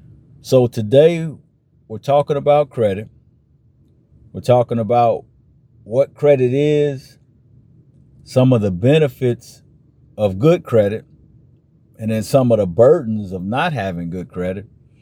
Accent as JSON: {"language": "English", "town": "Chicago", "region": "Illinois", "country": "United States", "tie": "born or raised there", "lives_now": "Atlanta, United States", "said": "You know, I grew up in the Chicago area, so I'm a Cubs fan myself"}